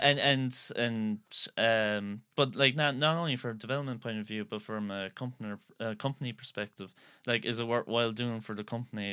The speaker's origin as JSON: {"language": "English", "town": "Skibbereen", "region": "Munster", "country": "Ireland", "said": "I'm actually from Skibbereen here"}